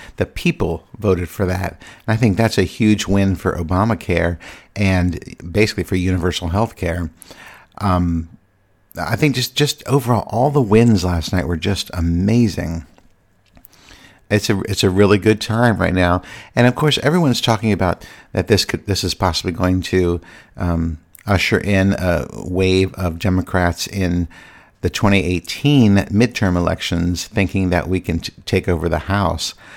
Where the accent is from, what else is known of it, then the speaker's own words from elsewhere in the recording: Virginia, United States; moved away as an adult; now in Washington, D.C., United States; I'm from Virginia. I grew up in Virginia, so Virginia really is my home.